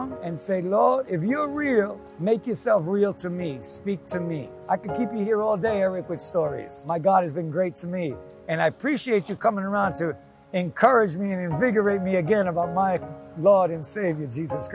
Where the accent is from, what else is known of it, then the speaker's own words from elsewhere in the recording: New York City, New York, United States; I grew up in New York, grew up in Queens